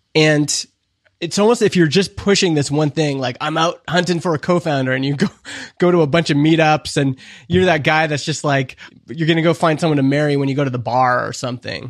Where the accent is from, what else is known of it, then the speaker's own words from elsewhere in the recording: Canada; I'm from Canada